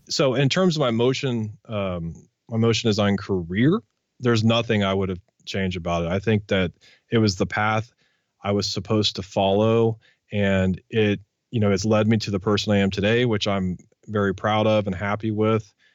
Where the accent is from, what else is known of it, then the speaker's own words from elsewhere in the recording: Wichita, Kansas, United States; I grew up in Wichita, Kansas